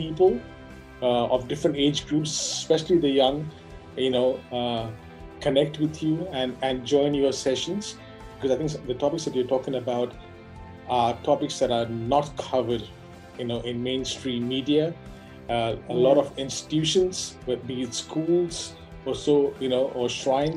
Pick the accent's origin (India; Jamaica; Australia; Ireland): India; Goa; I'm from Goa